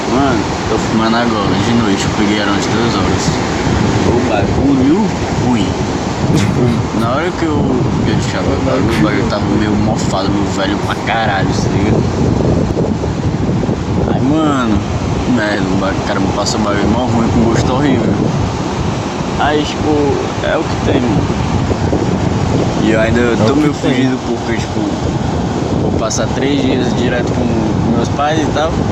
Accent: Fortaleza, Ceará, Brazil; Mano, sou de Fortaleza e tal, cara.

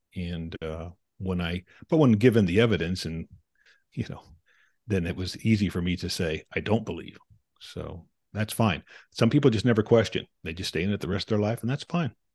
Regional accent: Provo, Utah, United States; I was born in Provo, Utah, to two people going to Brigham Young University.

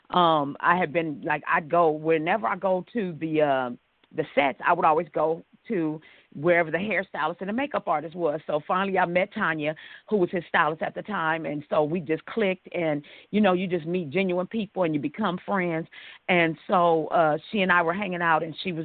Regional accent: Los Angeles, California, United States; Los Angeles, California, born and raised.

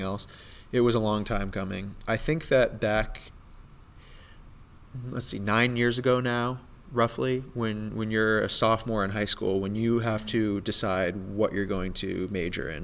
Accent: North Reading, Massachusetts, United States; my hometown, North Reading, where Teradyne is

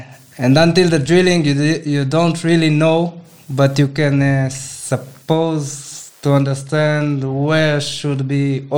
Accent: Israel; I'm also from Israel, from a kibbutz, it's called. It's a special lifestyle, special life form that there is in Israel.

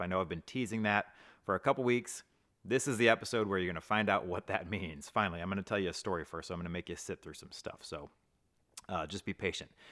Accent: Hazelwood, Missouri, United States; also born or lived in Mississippi; now in Saint Charles, United States; I grew up in Hazelwood

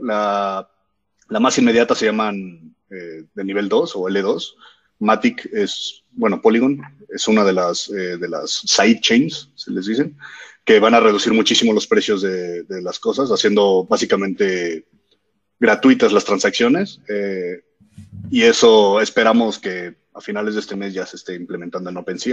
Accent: Mexico; soy mexicano

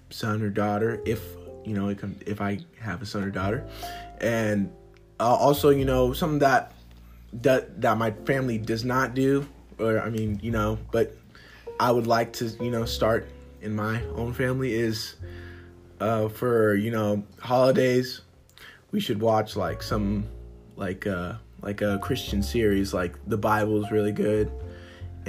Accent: the South, United States; I grew up in the South

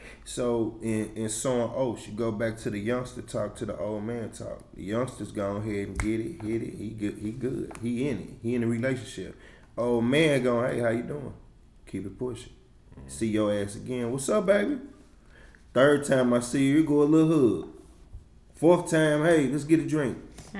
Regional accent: St. Louis, Missouri, United States; I'm from St. Louis, period, Walnut Port, South Side, downtown.

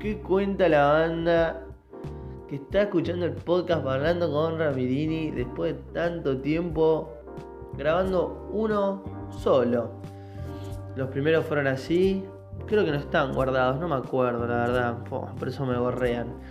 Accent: Mar del Plata, Buenos Aires Province, Argentina; nosotros que somos Mar del Data, Mar del Plata

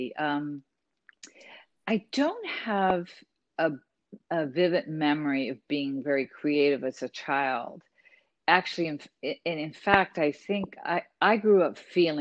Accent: Cleveland, Ohio, United States; also born or lived in Puerto Rico; I was born in the Midwest

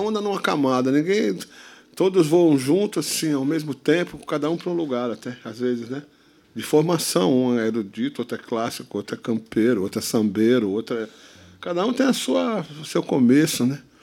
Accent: Santos, São Paulo, Brazil; Nasci em Santos, nasci em Santos

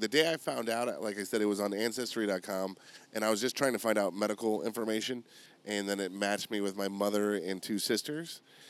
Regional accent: Buffalo, New York, United States; moved away; So I'm originally from Buffalo, New York.

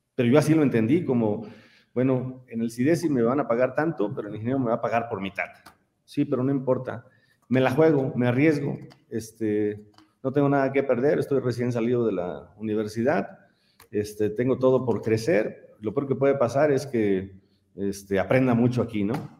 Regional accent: San Miguel de Allende, Guanajuato, Mexico; Yo soy de San Miguel de Allende y siendo de San Miguel, nosotros aquí estamos acostumbrados a convivir con muchísimos extranjeros, desde niños

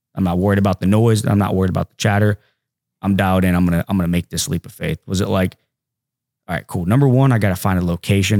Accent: Hamilton, Ohio, United States; I'm just from Hamilton, Ohio

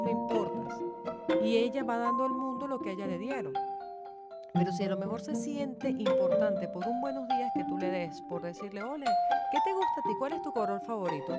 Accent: Venezuela; en Venezuela, en mi país

